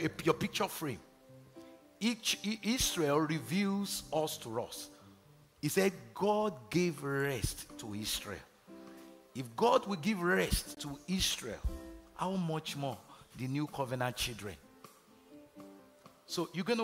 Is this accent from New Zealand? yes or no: no; Nigeria; moved away; growing up in Nigeria